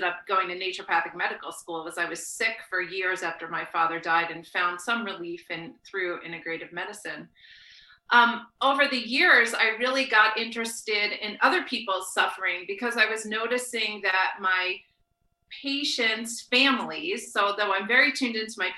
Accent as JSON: {"language": "English", "region": "New Jersey", "country": "United States", "tie": "born or raised there", "also_born_or_lived": "Brooklyn, New York / West Coast", "moved": "as an adult", "lives_now": "Chapel Hill, United States", "said": "I grew up born in Brooklyn, raised in New Jersey"}